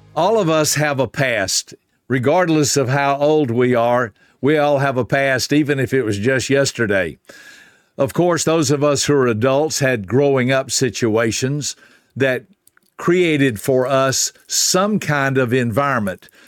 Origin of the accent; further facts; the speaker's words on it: Griffin, Georgia, United States; the only restaurant in my hometown of Griffin, Georgia was a Hardee's restaurant